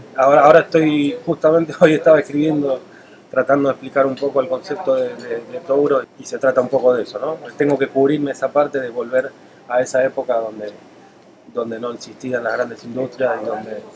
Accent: Buenos Aires, Argentina; moved away as an adult; also born or lived in Spain / Italy; now in Puerto Rico; nací en Argentina, estudié en Argentina, eh, luego trabajé en, España, en Italia

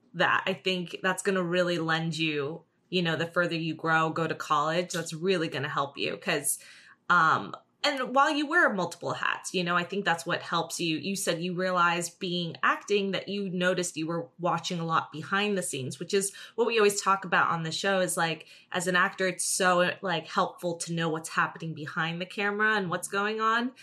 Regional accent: New Jersey, United States; now in Los Angeles, United States

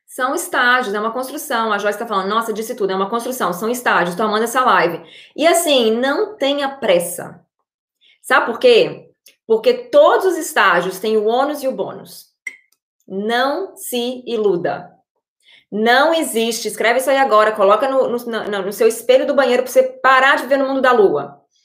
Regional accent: Brazil; moved away; como uma pessoa que morou no Brasil, né, que veio de uma realidade completamente diferente

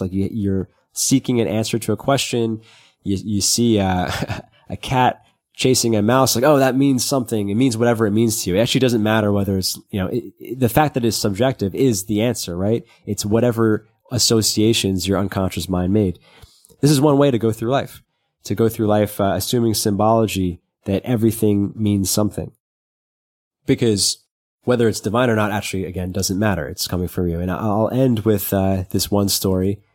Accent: New York City, New York, United States; when you're growing up in Brooklyn.

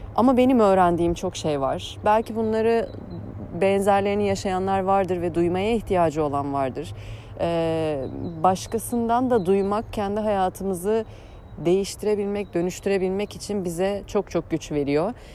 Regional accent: Eskişehir, Turkey; moved away as an adult; also born or lived in Ankara; Ee, Eskişehirliyim. Ee, 36 yaşındayım. Ee, 18 yılımı Eskişehir'de geçirdim

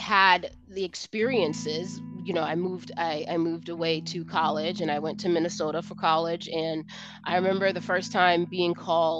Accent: Jamaica; accent: American; moved away; also born or lived in United States / New York / Brooklyn; As a child growing up in Jamaica, I was actually born in the United States and I was shipped to Jamaica

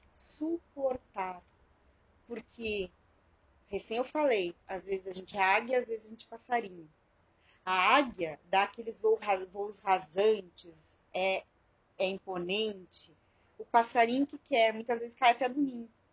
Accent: Alegrete, Rio Grande do Sul, Brazil; quando eu era criança lá em Alegrete

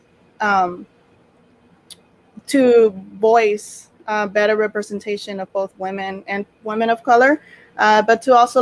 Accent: Los Angeles, California, United States; first language Spanish; English is a second language; I'm born and raised in East

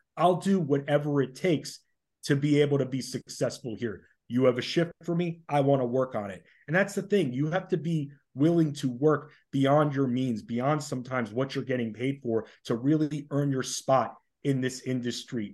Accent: Oyster Bay, New York, United States; moved away as an adult; now in Washington, D.C., United States; originally I'm from Oyster Bay on Long Island, so lived up in New York

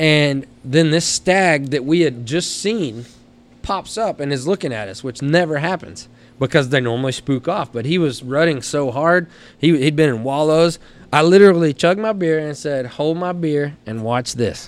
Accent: Knox City, Texas, United States; coming from Knox City, Texas high school, go Greyhounds.

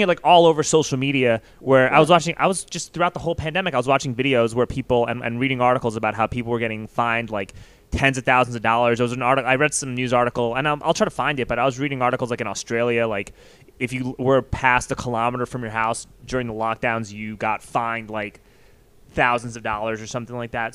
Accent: New York, United States; I grew up in New York

